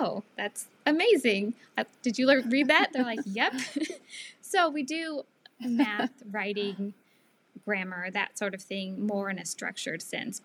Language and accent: English; Seattle, Washington, United States; moved away as an adult; also born or lived in Northeast US / Southwest US; I am from the Seattle area.